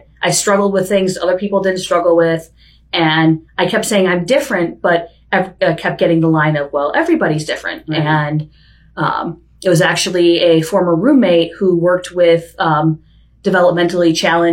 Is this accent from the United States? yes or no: yes; Chicago, Illinois, United States; also born or lived in Vermont / San Diego; now in Bellingham, United States; Growing up in Chicago as a kid, for me, I was a big outdoorsy person